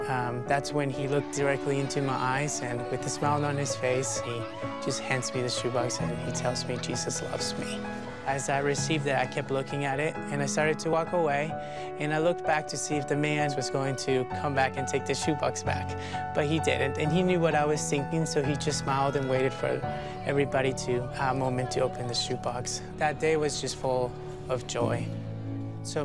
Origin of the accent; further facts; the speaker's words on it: El Salvador; moved away; I'm from El Salvador. I actually don't know much about my own country because I was in an orphanage in the middle of nowhere, and that's where I grew up.